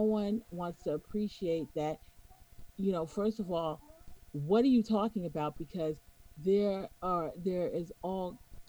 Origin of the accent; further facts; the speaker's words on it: New York, United States; accent: New York; I'm a New Yorker.